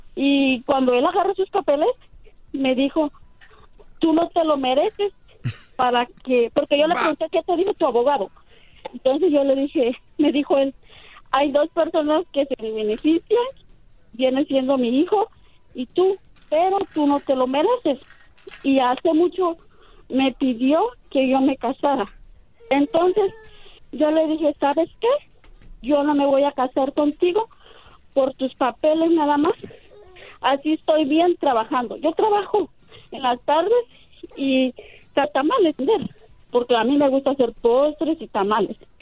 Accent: Oaxaca, Mexico; now in Nashville, United States; yo soy oaxaqueña

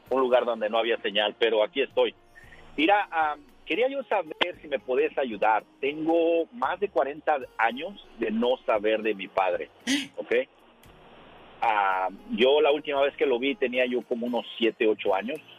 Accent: Mexico City, Mexico; also born or lived in Tabasco; now in United States; Mi mamá, mi hermana y yo salimos de Tabasco a la Ciudad de México. Me imagino que tengo yo en ese entonces unos tres años. Ah, vivíamos con mi abuelo, papá de mi mamá.

